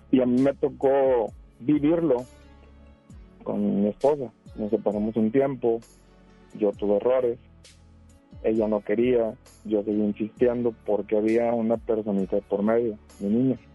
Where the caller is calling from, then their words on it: Escobedo, Nuevo León, Mexico; de acá de Escobedo, ahorita estoy en Escobedo en el trabajo.